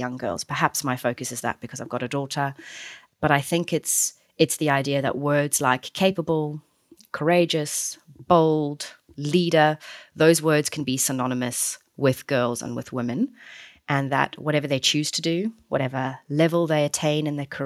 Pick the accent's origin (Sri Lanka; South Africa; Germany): South Africa; Certainly I'm South African